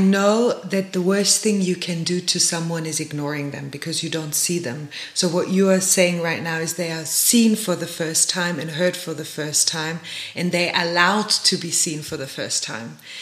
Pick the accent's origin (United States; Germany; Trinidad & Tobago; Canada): Germany; now in South Africa; I come from Germany